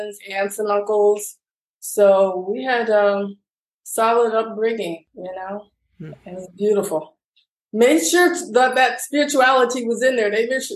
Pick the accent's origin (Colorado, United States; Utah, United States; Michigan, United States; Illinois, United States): Illinois, United States; Chicago; I'm originally from Chicago, West Side Chicago, inner city, youngest of seven